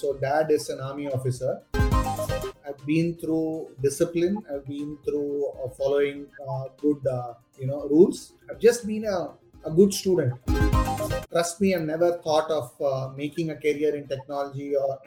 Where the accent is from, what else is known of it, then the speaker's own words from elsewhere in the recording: Chennai, Tamil Nadu, India; moved away as an adult; also born or lived in United States; now in Chennai, India; Chennai is my hometown